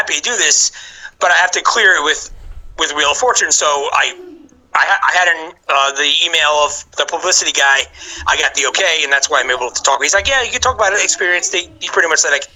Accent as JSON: {"language": "English", "region": "New York", "country": "United States", "also_born_or_lived": "Orlando, Florida", "moved": "yes", "said": "I'm from New York, as I mentioned, and you can tell by my accent"}